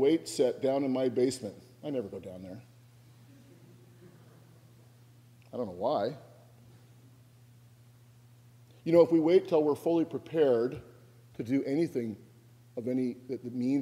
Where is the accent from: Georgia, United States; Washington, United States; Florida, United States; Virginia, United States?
Washington, United States; now in New Jersey, United States; I'm from Washington State. My family's from Washington State